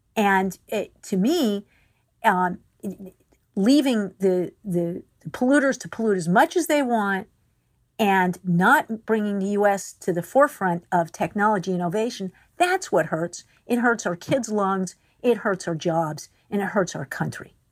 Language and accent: English; Pennsylvania, United States; I'm from Pennsylvania, and my hometown is in the heart of coal and railroad country